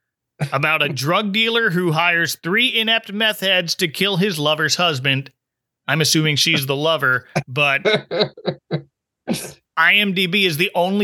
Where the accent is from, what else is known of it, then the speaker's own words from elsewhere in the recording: near Philadelphia, Pennsylvania, United States; I grew up near Philadelphia